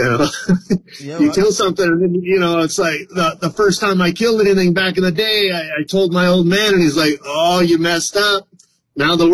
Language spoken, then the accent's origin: English; Fresno, California, United States; I've been born and raised in the Valley, so I live in Fresno, been up there for a long time